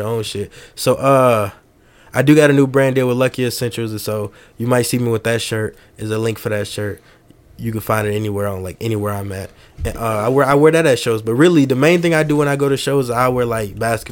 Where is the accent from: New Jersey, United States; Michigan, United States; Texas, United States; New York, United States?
Michigan, United States; Detroit; now in Des Moines, United States; I'm from Detroit, Michigan